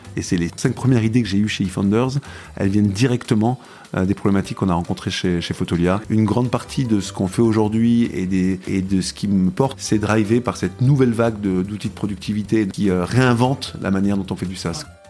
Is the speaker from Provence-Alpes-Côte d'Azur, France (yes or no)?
yes; Aix-en-Provence, Provence-Alpes-Côte d'Azur, France; moved away as an adult; also born or lived in Marseille / Lyon / Berlin; je suis né à Aix-en-Provence et j'ai vécu 20 ans dans les Alpilles